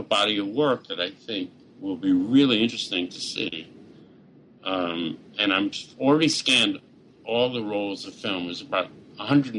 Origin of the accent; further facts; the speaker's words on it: New York, United States; being a New Yorker all my life